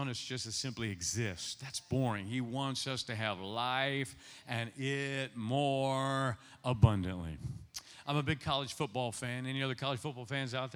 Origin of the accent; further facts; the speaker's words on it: Ohio, United States; now in Nashville, United States; I'm Ohio, born and raised in Ohio